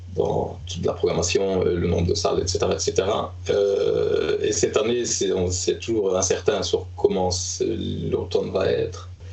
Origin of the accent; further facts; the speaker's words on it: Liège, Wallonia, Belgium; moved away as an adult; now in Stockholm, Sweden; donc, je suis liégeois, euh, avant d'être devenu stockholmois.